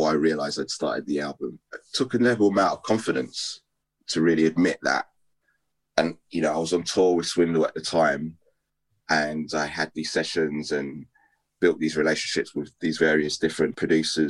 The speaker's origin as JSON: {"language": "English", "country": "United Kingdom", "said": "me being British"}